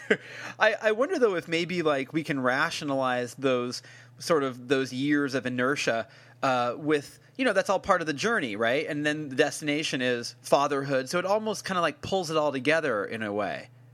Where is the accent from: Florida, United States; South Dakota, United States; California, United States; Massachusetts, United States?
California, United States; San Francisco; I'm from San Francisco